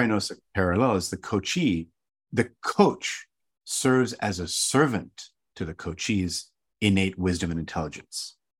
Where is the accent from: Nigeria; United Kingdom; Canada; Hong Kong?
Hong Kong; I grew up in an Indian family. So my, my mom and dad were from India, and I grew up in Hong Kong